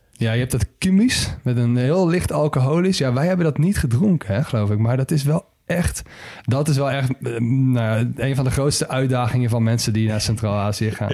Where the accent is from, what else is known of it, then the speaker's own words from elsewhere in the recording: Netherlands; als Nederlander